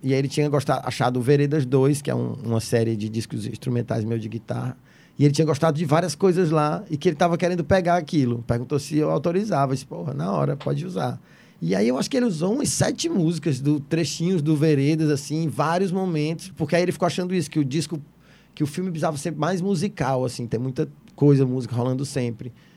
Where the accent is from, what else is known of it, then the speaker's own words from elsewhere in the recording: Fortaleza, Ceará, Brazil; also born or lived in São Paulo; eu nasci em Messejana, morei em cidades funcionários, morei muito tempo em vários lugares da Messejana, fui para São Paulo, voltei para Fortaleza